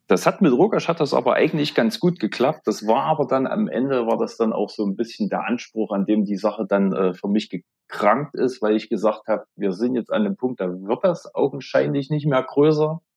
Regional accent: East Thuringia, Germany; accent: Zoni; Ostthüringen, Südostthüringen

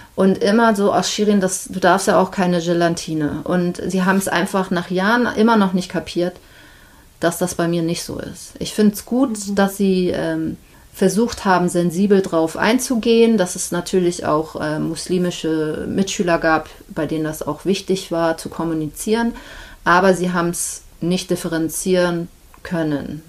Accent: Hamburg, Germany; also born or lived in Antalya / Isparta / Congo / Switzerland; ich bin Deutsche, ich bin hier geboren, ich habe eine deutsche Mutter

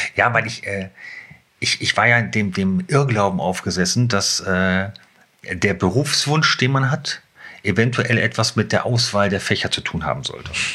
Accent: Hanover, Lower Saxony, Germany; moved away as an adult; now in Schneverdingen, Germany; aufgewachsen bin ich in der Südstadt, mhm. also äh, Südstadt Bult.

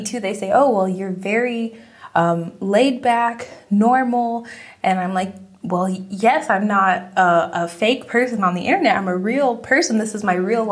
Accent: South Florida, United States; moved away as an adult; born and raised in Florida

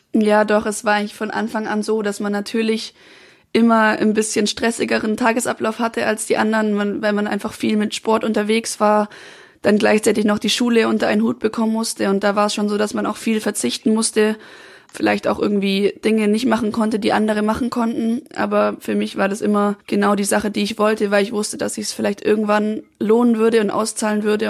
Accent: Swabia, Lake Constance, Baden-Württemberg, Germany; also born or lived in Freiburg; now in Munich, Germany; ich komme ja eigentlich aus dem Schwabenland

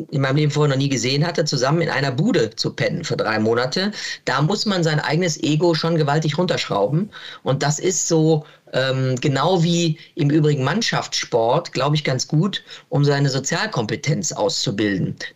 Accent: Cologne, North Rhine-Westphalia, Germany; ja, Ports ist meine Heimat und ich bin viel unterwegs beruflich und bin ganz froh, wenn ich hier ins Nest zurückkommen kann.

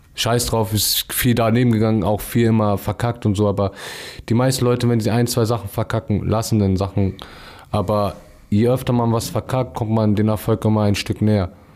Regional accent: Hamburg, Germany; also born or lived in Lurup, Hamburg; wo ich aufgewachsen bin, aus Ostdorf

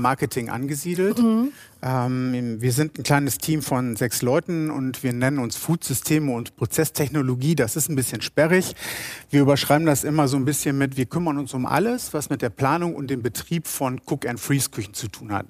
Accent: Rheine, North Rhine-Westphalia, Germany; Rheine ist die patente Stadt im Münsterland und meine Heimatstadt.

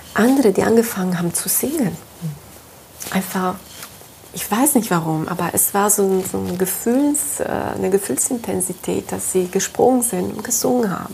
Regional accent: Italy; moved away; Ich komme aus dem Süden Europas, aus Italien. Ich bin dort auch aufgewachsen

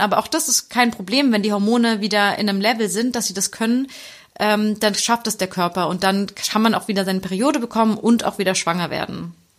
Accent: Germany; bei uns in Deutschland

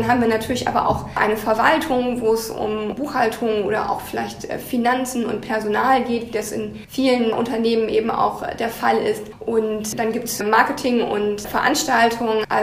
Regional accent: Lower Saxony, Germany; Also ich komme eigentlich aus Niedersachsen und würde mich von daher schon auch als Norddeutsche sehen und habe mich sozusagen jetzt noch weiter in den Norden vorgearbeitet.

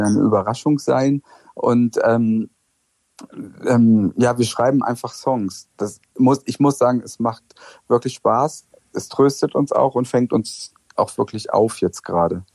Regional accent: West Germany, Germany; moved away as an adult; also born or lived in Friedrichshain, East Berlin; für mich als Wessi

